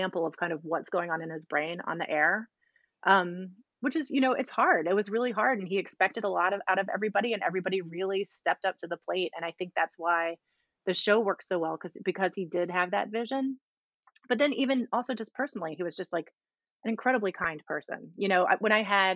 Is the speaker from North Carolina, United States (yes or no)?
no; Virginia, United States; moved away as an adult; also born or lived in Charlottesville; now in New York, United States; we're from Virginia.